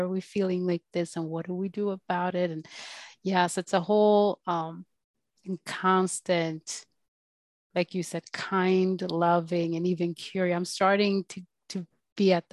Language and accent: English; Sweden; growing up in Sweden to parents that were pretty well off